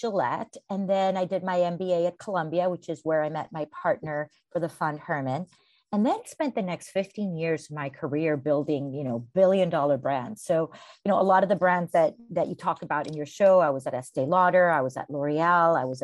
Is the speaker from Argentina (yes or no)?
no; Costa Rica; I was born and raised in Costa Rica